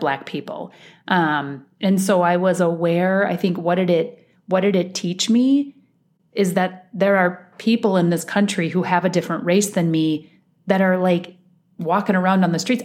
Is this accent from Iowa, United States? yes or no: yes; Iowa, United States; moved away as an adult; now in Minnesota, United States; I, I was um, born and raised in Iowa.